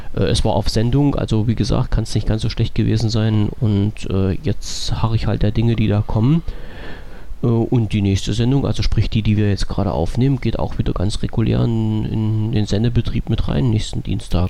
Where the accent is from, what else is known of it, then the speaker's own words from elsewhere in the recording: East Germany, Germany; bin ich Ossi